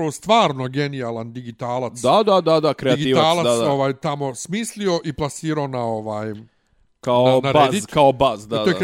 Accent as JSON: {"language": "Croatian", "country": "Bosnia & Herzegovina", "moved": "yes", "lives_now": "Belgrade, Serbia", "said": "ja sam veći balvan iz Bosne od tebe."}